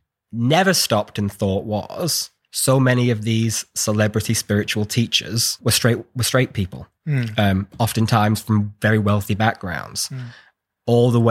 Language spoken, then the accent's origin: English; United Kingdom; I'm just British.